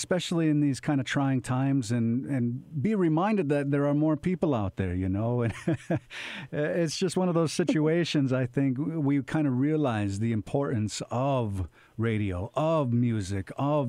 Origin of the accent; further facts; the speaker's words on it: Seneca Nation territory, New York, United States; I grew up on Seneca Nation territory. I didn't grow up traditionally